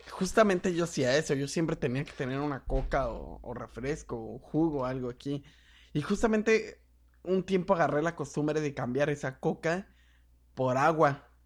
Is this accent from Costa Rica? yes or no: no; Mexico; qué cerdos somos los putos mexicanos